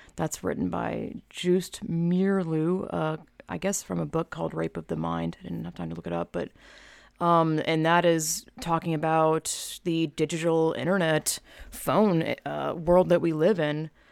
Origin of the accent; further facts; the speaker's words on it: United States; me as an American